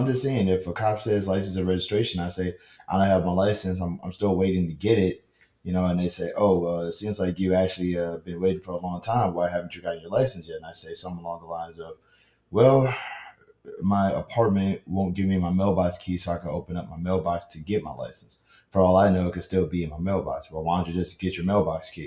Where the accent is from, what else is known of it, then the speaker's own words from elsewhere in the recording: Louisiana, United States; I'm from Louisiana.